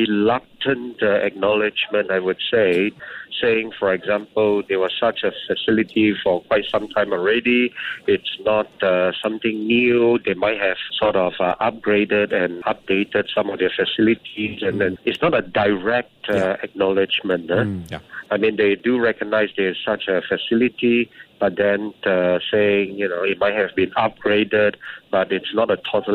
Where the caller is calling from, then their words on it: China; I'm speaking from China, indeed.